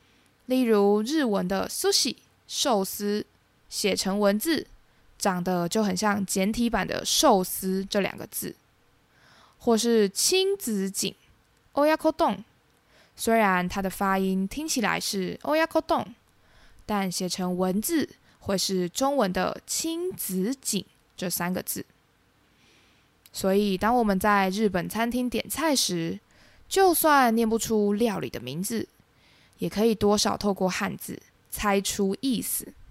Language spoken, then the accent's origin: Chinese; Taiwan; 身为台湾人，日本是很多人第一次自助旅行时的首选。除了因为日本地理位置相对靠近台湾，台湾跟日本之间交流频繁之外